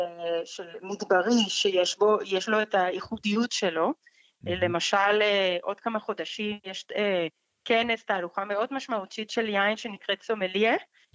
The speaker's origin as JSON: {"language": "Hebrew", "country": "Colombia", "also_born_or_lived": "New York, United States", "second_language": "Hebrew", "moved": "as an adult", "lives_now": "Israel", "said": "אני uh, במקור מקולומביה"}